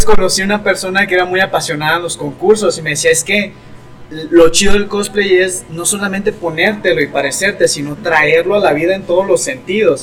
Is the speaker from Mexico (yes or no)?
yes; Mexico